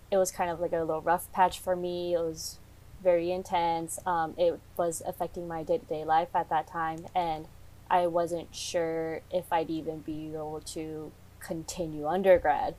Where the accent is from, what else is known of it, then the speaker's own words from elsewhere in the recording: Coachella Valley, California, United States; I'm from the Coachella Valley